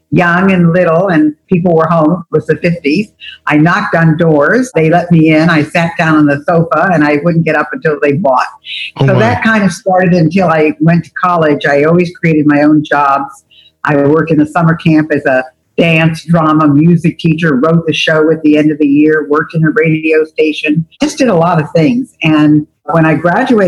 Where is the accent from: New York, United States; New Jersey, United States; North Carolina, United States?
New York, United States; Albany; I grew up in Albany, New York